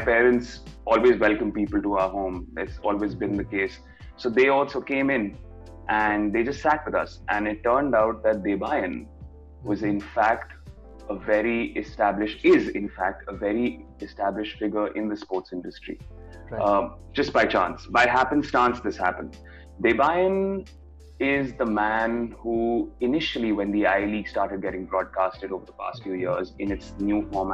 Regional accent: Delhi, India; moved away as an adult; now in Mumbai, India; I'm from Delhi

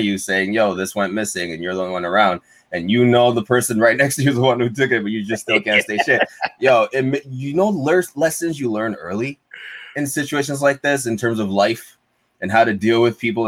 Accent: Montreal, Quebec, Canada; we're from Montreal

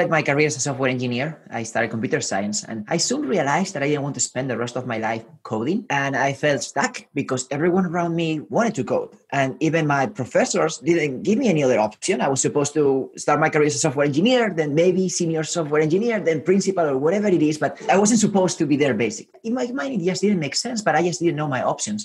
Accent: Spain; also born or lived in Santiago, Chile; now in San Francisco, United States; I was born in Spain. I lived in South America, in Santiago, in Chile

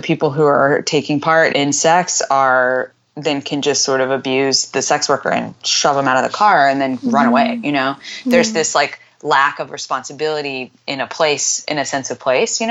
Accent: Houston, Texas, United States; I'm from Houston.

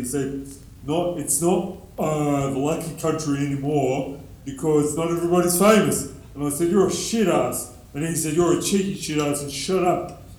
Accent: Australia; And I said, that's not really fair because I was brought up in Australia.

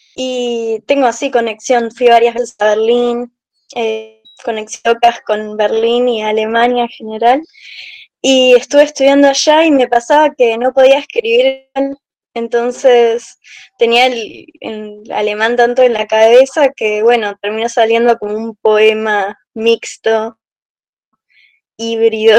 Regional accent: Buenos Aires, Argentina; yo soy de Buenos Aires

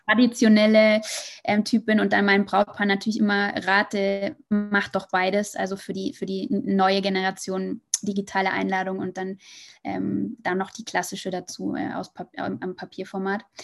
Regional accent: Munich, Bavaria, Germany; moved away as an adult; also born or lived in Hamburg; now in Madrid, Spain; also ich komme eigentlich ähm, aus München

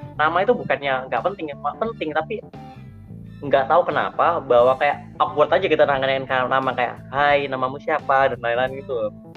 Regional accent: East Java, Indonesia; aku ini dari Jawa Timur

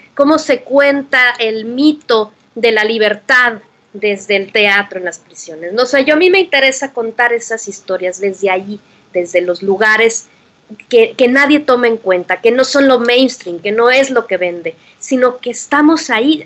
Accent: Torreón, Coahuila, Mexico; also born or lived in Saltillo / Berlin; now in Mexico City, Mexico; Aunque yo nací en Saltillo, mi esencia es lagunera

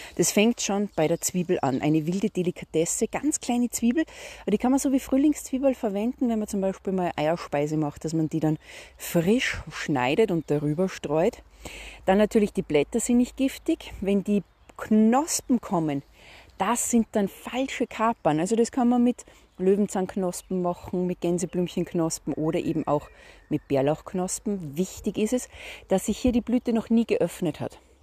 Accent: Salzburg, Austria; Ich komme ja aus Salzburg.

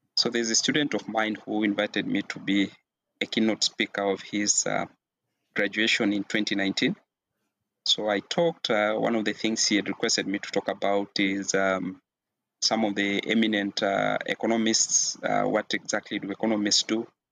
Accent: Kenya; I am a Kenyan national

